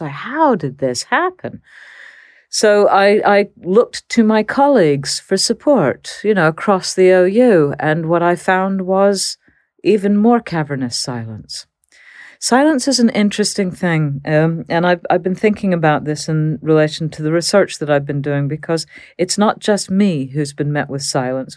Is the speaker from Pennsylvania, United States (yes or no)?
no; Texas, United States; moved away; I grew up in Texas